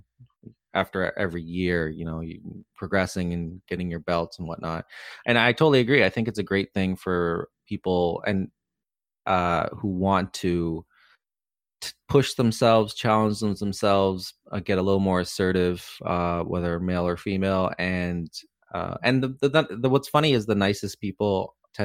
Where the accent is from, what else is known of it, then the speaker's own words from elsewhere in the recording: Canada; as a Canadian